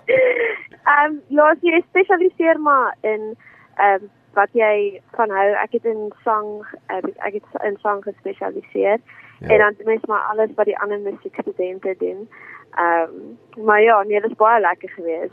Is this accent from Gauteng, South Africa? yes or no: no; George, Western Cape, South Africa; also born or lived in Stellenbosch; Ek is van George af